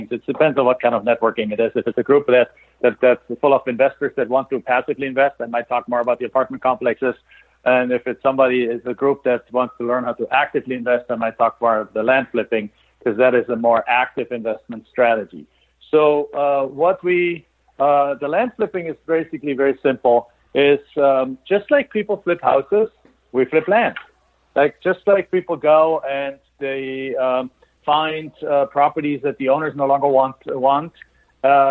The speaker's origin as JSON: {"language": "English", "country": "Germany", "second_language": "English", "moved": "as an adult", "lives_now": "United States", "said": "We're immigrants I'm from Germany."}